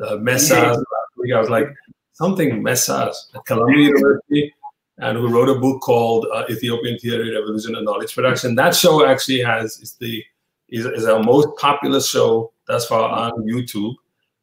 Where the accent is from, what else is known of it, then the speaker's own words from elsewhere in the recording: Cape Town, Western Cape, South Africa; Because I know in South Africa, like in this kind of working class environment, I grew up in Cape Town.